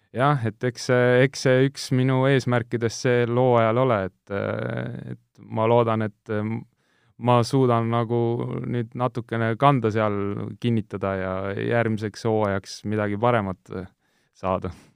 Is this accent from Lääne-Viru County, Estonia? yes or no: no; Tallinn, Harju County, Estonia; born or raised there; also born or lived in Kuressaare, Saaremaa